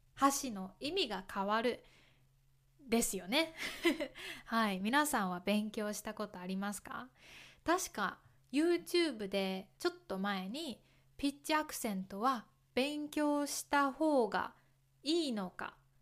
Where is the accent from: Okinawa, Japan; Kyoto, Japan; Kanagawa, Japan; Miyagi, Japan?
Kyoto, Japan; 私は京都出身ですけど